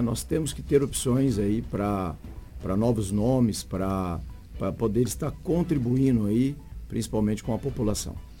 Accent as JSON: {"language": "Portuguese", "town": "Araçatuba", "region": "São Paulo", "country": "Brazil", "moved": "yes", "lives_now": "Sinop, Brazil", "said": "Eu sou do interior de São Paulo, Araçatuba, e vim para Sinop"}